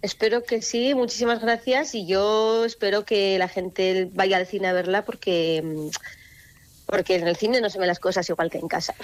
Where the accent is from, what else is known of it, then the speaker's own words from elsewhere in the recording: Artajona, Navarre, Spain; las procesiones de mi pueblo de, pues de cuando era pequeña